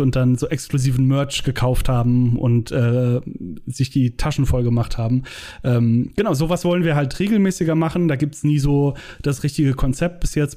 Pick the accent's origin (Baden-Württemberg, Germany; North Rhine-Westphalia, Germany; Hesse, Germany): North Rhine-Westphalia, Germany; Langenfeld; Langenfeld, da wo ich herkomme, zwischen Köln und Düsseldorf